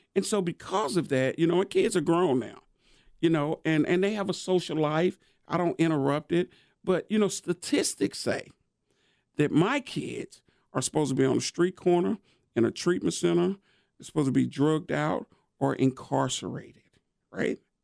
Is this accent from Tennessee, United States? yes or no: yes; Nashville, Tennessee, United States; born and raised in East Nashville